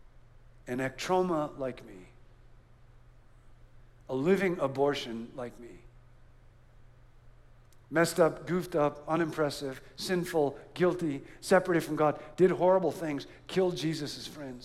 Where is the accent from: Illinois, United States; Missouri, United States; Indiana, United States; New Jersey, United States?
Illinois, United States; Rockford; moved away; I grew up in Rockford, Illinois